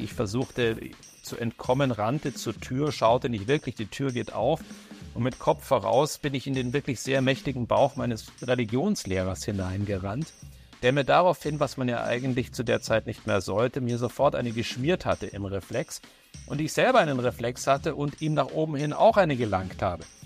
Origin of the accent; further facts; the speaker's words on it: Neubeuern, Bavaria, Germany; also born or lived in Upper Franconia, Bavaria; durfte ich genau dreieinhalb Jahre zur Schule gehen, weil dann mein Vater beschlossen hat, aus dem Oberfränkischen ins Oberbayerische hinunterzuziehen